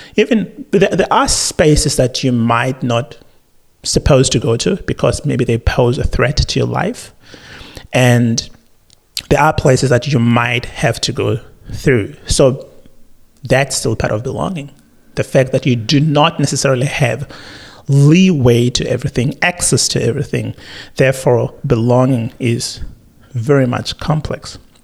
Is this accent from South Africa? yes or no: yes; South Africa; now in Australia; as a South African